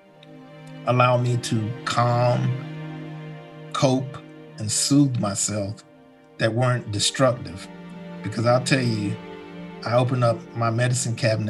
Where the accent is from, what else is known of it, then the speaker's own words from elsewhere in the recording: Washington, North Carolina, United States; moved away; also born or lived in New York City; I was born in a small coastal town in eastern North Carolina called Washington, North Carolina